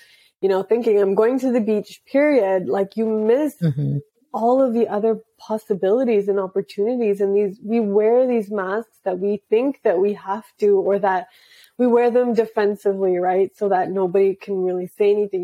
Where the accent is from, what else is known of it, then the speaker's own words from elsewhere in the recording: Canada; my parents are from India, I'm sure you can tell. And I was born in Canada. And so I always grew up with these two conflicting sets of values